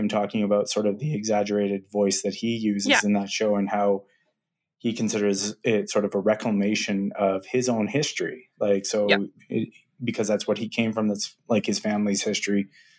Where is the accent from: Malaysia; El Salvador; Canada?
Malaysia; As a Malaysian and not a Chinese man, that's a questionable area.